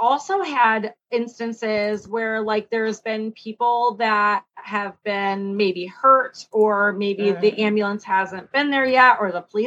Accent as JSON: {"language": "English", "region": "Michigan", "country": "United States", "said": "I'm from Michigan"}